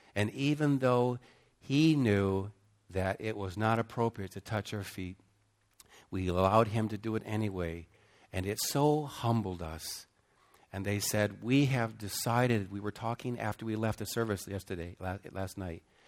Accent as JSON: {"language": "English", "country": "United States", "also_born_or_lived": "Cambodia", "moved": "as an adult", "said": "especially as an American"}